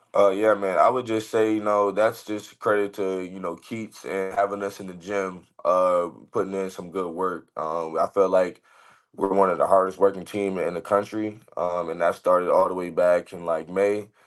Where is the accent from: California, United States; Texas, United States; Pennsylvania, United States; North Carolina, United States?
North Carolina, United States; Raleigh; moved away as an adult; also born or lived in Illinois / Arizona; my hometown team